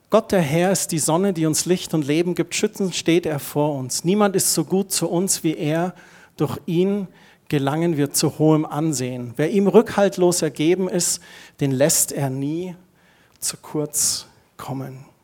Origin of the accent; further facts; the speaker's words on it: Heimstetten, Bavaria, Germany; Ich bin in Heimstetten aufgewachsen und wir haben zur Pfarrei in Kirchheim zu St. Andreas gehört.